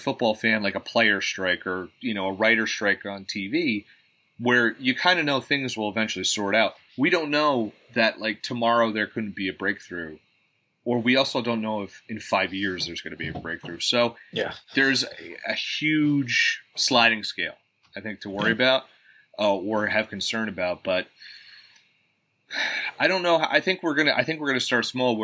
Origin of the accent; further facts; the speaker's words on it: New Jersey, United States; we're from New Jersey, obviously, if you grew up in this Monmouth County, Jersey Shore area